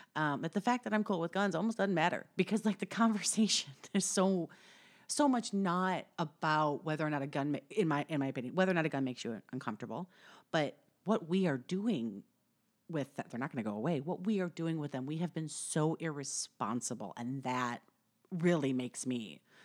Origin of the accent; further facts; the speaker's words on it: Upper Midwest, United States; I'm from the Midwest, upper upper Midwest.